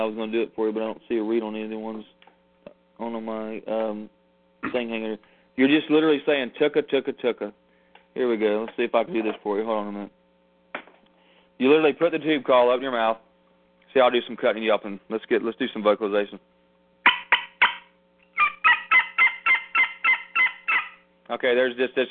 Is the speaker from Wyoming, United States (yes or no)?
no; Florida, United States; moved away as an adult; also born or lived in Texas / Korea / South Carolina; I'm born and raised in Florida